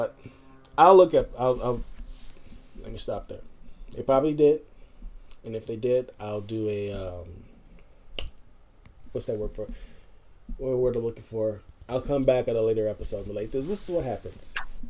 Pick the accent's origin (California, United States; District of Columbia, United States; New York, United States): California, United States; Los Angeles; I grew up in Linwood, Compton, Watts, Long Beach, that area.